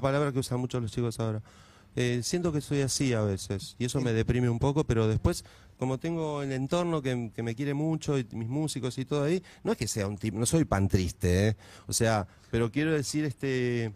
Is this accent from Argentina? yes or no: yes; Moreno, Buenos Aires Province, Argentina; Yo, por ejemplo, vengo de Moreno, de un barrio muy humilde. Estudié la primaria, estudié la secundaria como pude